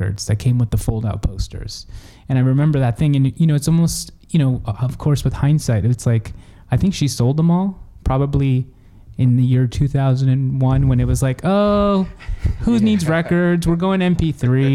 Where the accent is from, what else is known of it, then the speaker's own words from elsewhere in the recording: Los Angeles, California, United States; I grew up in the Valley, and you know, like San Fernando Valley